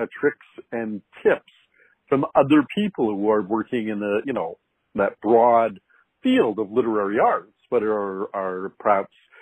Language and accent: English; Canada; I'm a Canadian